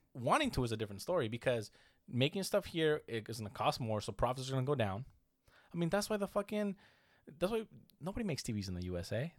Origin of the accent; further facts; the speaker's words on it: United States; I'm American too